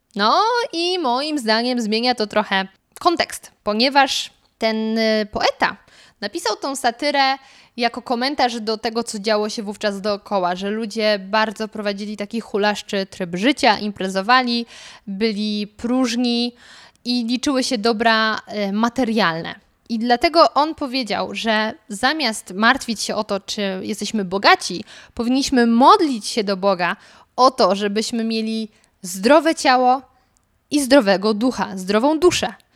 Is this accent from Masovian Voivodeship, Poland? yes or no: no; Lower Silesian Voivodeship, Poland; moved away; ja pochodzę z Dolnego Śląska